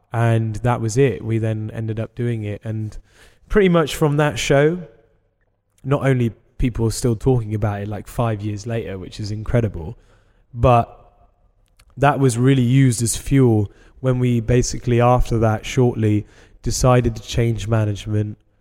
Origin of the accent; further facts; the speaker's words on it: England, United Kingdom; we're English